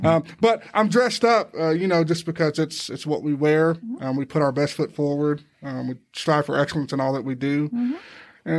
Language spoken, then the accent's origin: English; Boyle County, Central Kentucky, United States; moved away as an adult; also born or lived in Clearwater, Florida / Atlanta, Georgia; I'm from Kentucky. Born and raised in Central Kentucky, Boyle County, Kentucky. Moved to Clearwater, Florida for about a year